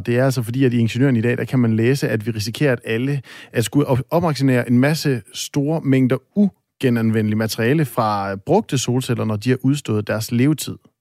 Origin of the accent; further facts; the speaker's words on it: North Jutland, North Denmark Region, Denmark; jeg er selv op fra Nordjylland